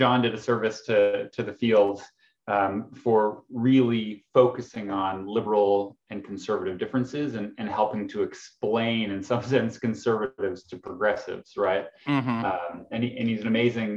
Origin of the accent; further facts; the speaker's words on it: Canada; I'm Canadian